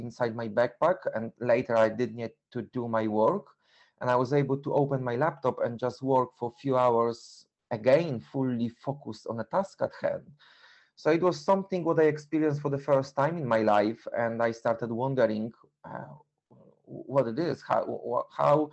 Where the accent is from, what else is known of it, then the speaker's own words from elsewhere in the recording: Poland; English is a second language; moved away as an adult; now in London, United Kingdom; I'm originally from Poland. I was living in UK for 21 years